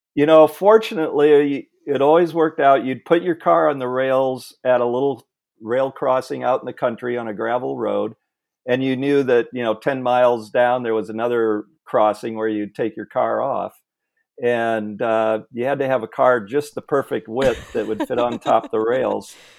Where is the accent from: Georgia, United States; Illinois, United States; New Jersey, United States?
Illinois, United States; Peotone; moved away; I grew up in Illinois in a little farm town, um, a town called Peatone